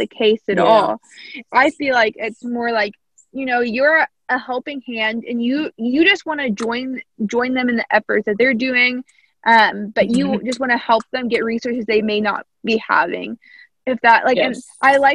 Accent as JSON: {"language": "English", "region": "Southern Indiana", "country": "United States", "said": "I'm from Southern Indiana"}